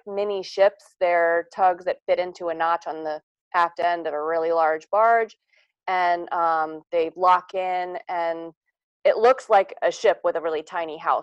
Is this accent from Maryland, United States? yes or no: yes; Kent County, Eastern Shore, Maryland, United States; I am from Kent County, Maryland, on Maryland's Eastern Shore